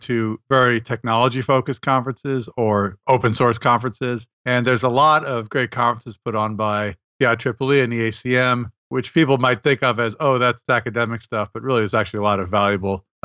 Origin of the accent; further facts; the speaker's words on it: Montreal, Quebec, Canada; moved away; in Montreal this year, which is my hometown.